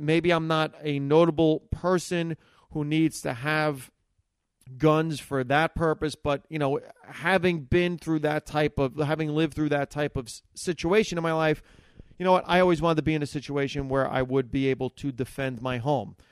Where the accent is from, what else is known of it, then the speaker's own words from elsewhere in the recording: Hackensack, New Jersey, United States; I grew up in Hackensack, New Jersey